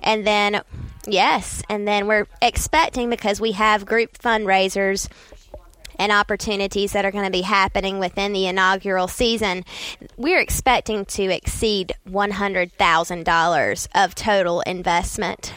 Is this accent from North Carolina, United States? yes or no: yes; Saint Pauls, North Carolina, United States; I grew up in Saint Paul's, which is just, you know, thirty minutes down the road from Fayetteville and Fort Bragg